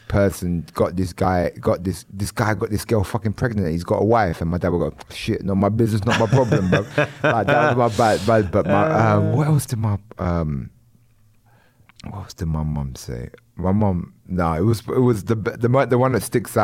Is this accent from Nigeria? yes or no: no; London, United Kingdom; I grew up in East London at a time where it was the postcode wars.